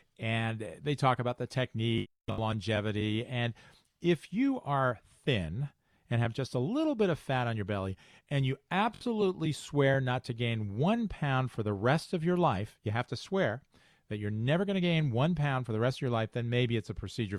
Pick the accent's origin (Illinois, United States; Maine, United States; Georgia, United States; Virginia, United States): Illinois, United States; Chicago; accent: Chicago; So I call it liposuction. And that's my Chicago accent.